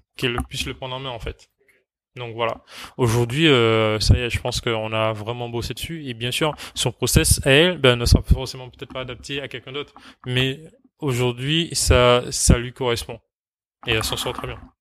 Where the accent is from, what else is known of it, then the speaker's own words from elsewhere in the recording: Martinique; moved away; Alors moi, je suis originaire de Martinique, donc ma famille est là-bas.